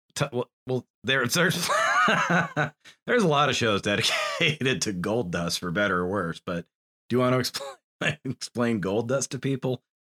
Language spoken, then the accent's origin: English; New Hampshire, United States; white boy growing up in New Hampshire